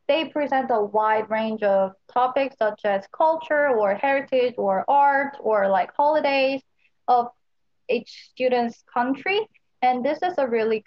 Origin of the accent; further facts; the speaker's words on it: Seoul, South Korea; moved away as an adult; now in Oregon, United States; I'm actually from Seoul, which is South Korea's capital city